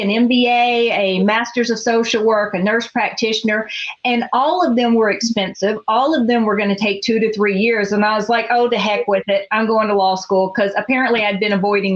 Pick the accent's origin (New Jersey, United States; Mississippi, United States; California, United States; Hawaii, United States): Mississippi, United States; now in Arizona, United States; being raised poor in Mississippi, I'm the first person in my family to get a bachelor's degree